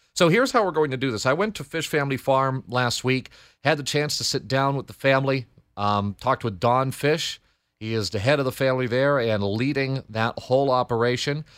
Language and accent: English; Andover, Connecticut, United States; where I grew up in Andover